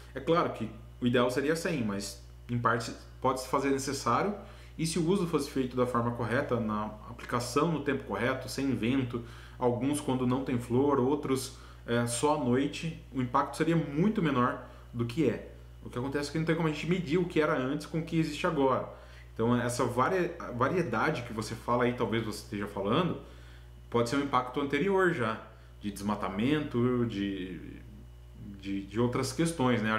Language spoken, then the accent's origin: Portuguese; Itaporanga, São Paulo, Brazil; also born or lived in Londrina, Paraná; Eu sou de Itaporanga, São Paulo, uma cidadezinha na divisa com o Paraná